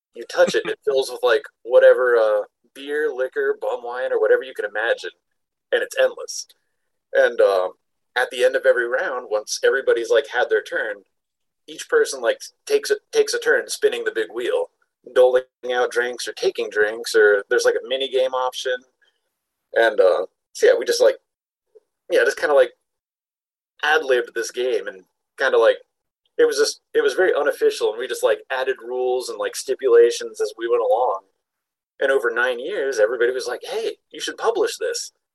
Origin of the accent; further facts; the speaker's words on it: Panama City, Florida, United States; now in Salt Lake City, United States; I grew up in Panama City, Florida, like the spring break capital of the world